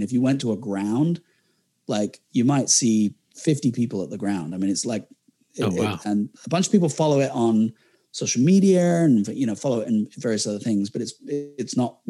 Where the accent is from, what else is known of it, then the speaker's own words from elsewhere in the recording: England, United Kingdom; as an Englishman, you'd expect I follow England.